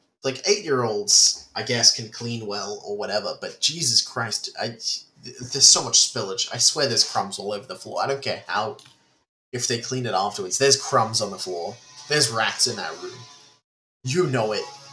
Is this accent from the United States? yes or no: no; Australia; I'm an Australian boy. I haven't really left the country.